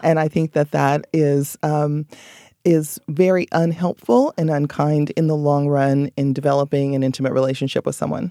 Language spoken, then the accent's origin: English; Belize; moved away; I'm from Belize, so I go there quite frequently, several times a year, just to be with family